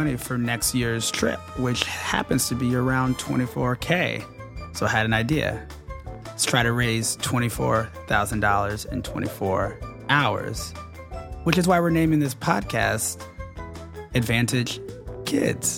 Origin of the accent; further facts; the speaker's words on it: Atlanta, Georgia, United States; I grew up playing tennis in Atlanta